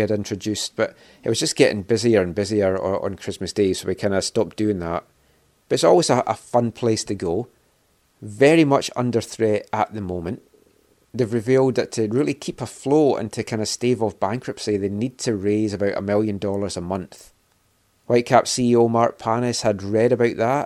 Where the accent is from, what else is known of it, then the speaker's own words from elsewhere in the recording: Scotland, United Kingdom; being Scottish